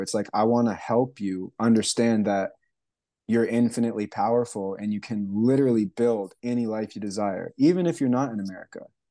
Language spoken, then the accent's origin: English; Canada; moved away as an adult; also born or lived in Hawaii / Alaska / Indonesia; now in Asheville, United States; I was born and raised in Canada. I left there when I was about nineteen